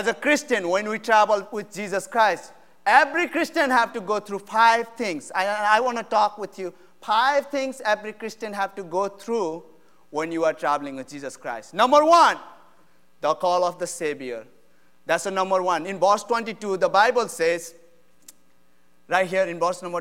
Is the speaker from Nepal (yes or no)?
yes; Nepal; English is a second language; moved away as an adult; now in United States; I'm from Nepal. I came to U.S. in 2015 in August, and my English language has been learning